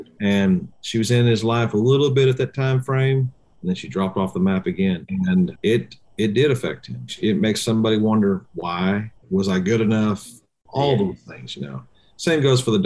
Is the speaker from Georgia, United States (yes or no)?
no; Indiana, United States; moved away; I'm originally from Indiana